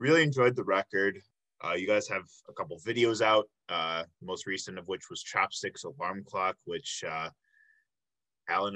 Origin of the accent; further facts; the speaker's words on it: Flossmoor, Illinois, United States; I'm from the Tinley Park area.